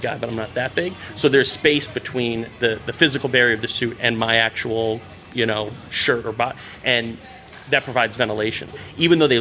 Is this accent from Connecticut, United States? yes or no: yes; Hartford, Connecticut, United States; I'm from Hartford, and I very consciously elected to come back to home